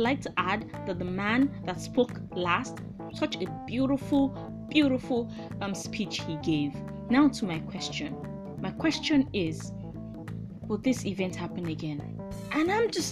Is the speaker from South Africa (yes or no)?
no; Nigeria; I'm Nigerian